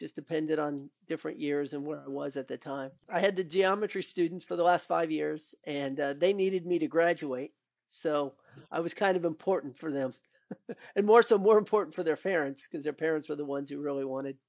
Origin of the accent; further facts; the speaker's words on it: Albuquerque, New Mexico, United States; born there; my dad was military. So I was actually born in the place where Bugs Bunny could never make the correct turn. That's Albuquerque, New Mex